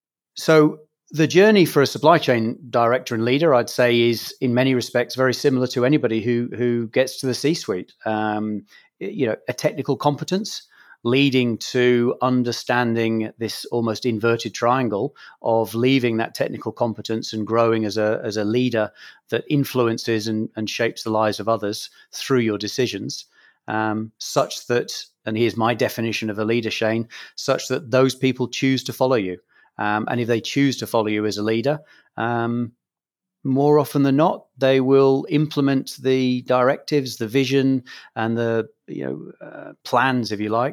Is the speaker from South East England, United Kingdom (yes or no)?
no; Scotland, United Kingdom; accent: English; also born or lived in England; as a Scot, having lived all of my life in Scotland and a father who's a Scot and a mother who's from Ireland, I describe myself as a Scot with an Irish name and an English accent, which is in part from being born in England.